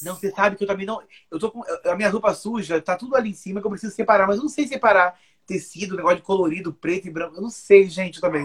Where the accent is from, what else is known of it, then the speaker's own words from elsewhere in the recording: Rio de Janeiro, Brazil; also born or lived in Bahia; eu sou cariocaço, nem né? quando eu não sou carioca, eu sou baiano